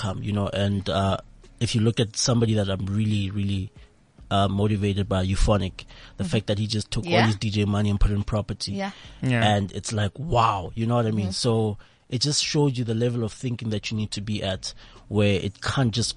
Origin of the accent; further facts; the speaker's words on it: Midrand, Gauteng, South Africa; also born or lived in Tembisa; from Midrand. I grew up there